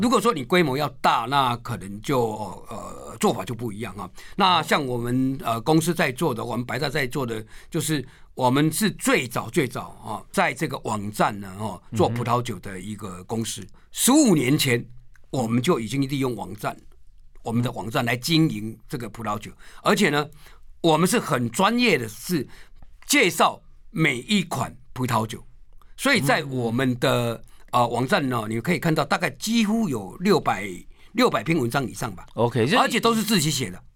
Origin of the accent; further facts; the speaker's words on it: Taiwan; 我们台湾人